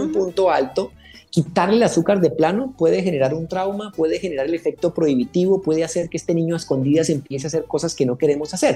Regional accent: Colombia; como ah, latinos, como colombianos

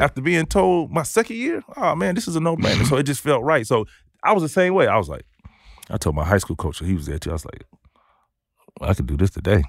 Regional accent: Daytona Beach, Florida, United States; I'm from Daytona Beach.

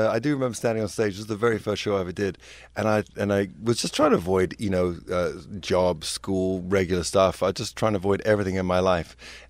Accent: London, United Kingdom; excuse me, I'm from London, so I hadn't really heard of K-Rock.

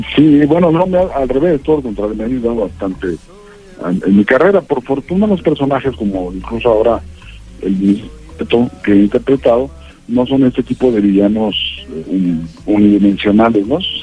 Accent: Ciudad Juárez, Chihuahua, Mexico; moved away as an adult; now in Mexico City, Mexico; una ciudad que básicamente que es donde, la que yo tuve que dejar eh, cuando me vine a la Ciudad de México y que Ciudad Juárez

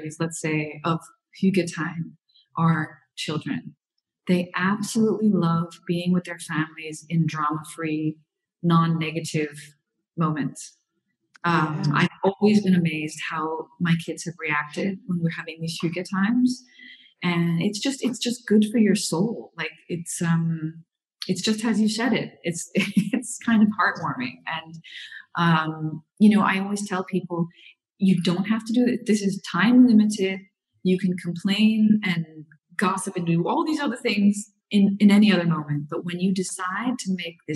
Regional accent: Florida, United States; moved away as an adult; now in Europe; I'm from Florida

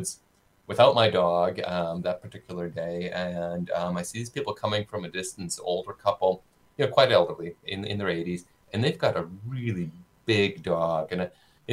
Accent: Saskatoon, Saskatchewan, Canada; now in Winnipeg, Canada; I grew up in Saskatoon. In Saskatoon, we had no ticks the whole time I lived there in the 70s and 80s

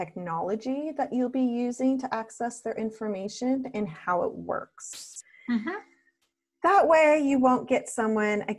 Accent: Canada; now in Australia; I'm Canadian who lives in Australia

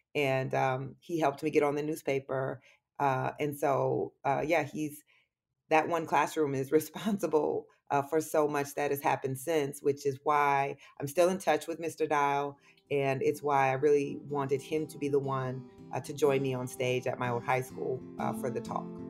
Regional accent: Waterloo, Iowa, United States; moved away; being from Waterloo and being from Iowa

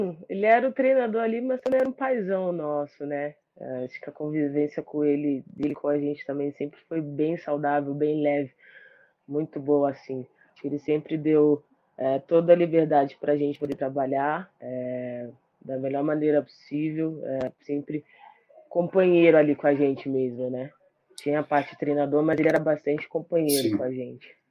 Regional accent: Brazil; e como brasileiro, acho que todo mundo abraçou a seleção feminina

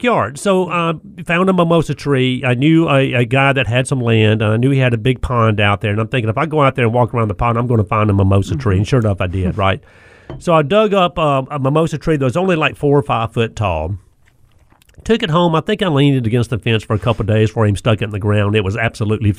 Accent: the South, United States; growing up in the South

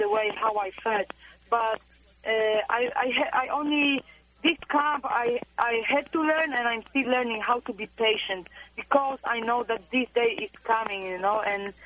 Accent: Poland; moved away as an adult; also born or lived in Florida, United States; I love my homeland, and I was born and raised in Poland

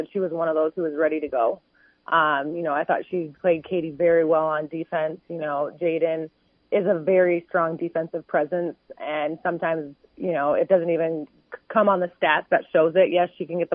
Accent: South Dakota, United States; my home state

